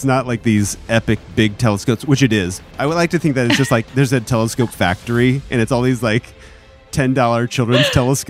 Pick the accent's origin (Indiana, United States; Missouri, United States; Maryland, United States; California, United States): Indiana, United States; Up in Indiana, we call them crawdads.